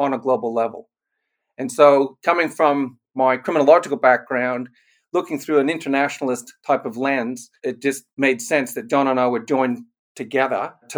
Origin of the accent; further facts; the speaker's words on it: Canada; also born or lived in Germany; now in Australia; We both grew up in Canada